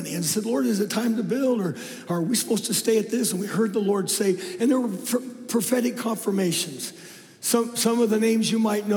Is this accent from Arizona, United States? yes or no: yes; Phoenix, Arizona, United States; moved away as an adult; also born or lived in Oakhurst, California; I'm a city boy. I don't know how in the world I got there. I'm from Phoenix Metroplex